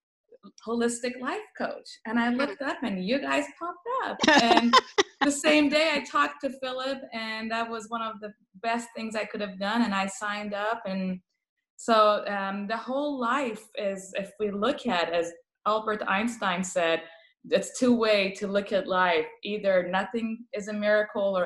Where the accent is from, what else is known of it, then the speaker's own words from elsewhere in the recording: Tehran, Tehran Province, Iran; first language Persian; English is a second language; now in Hollister, United States; I came from Tehran to Hollister, California, doing palliative care